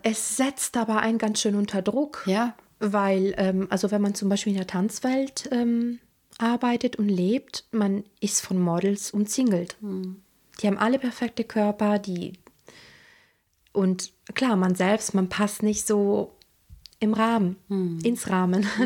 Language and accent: German; Rome, Lazio, Italy; moved away; Also weil ich komme aus dem Vatikan, ich bin 1984 bei Rom geboren und ich hatte eine sehr morbide und zum Teil düstere Kindheit